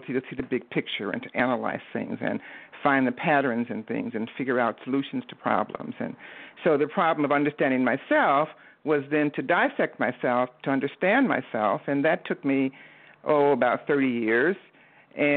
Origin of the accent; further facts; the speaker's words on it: Detroit, Michigan, United States; I am originally from Detroit, Michigan, the Motor City, and I grew up in the Motown age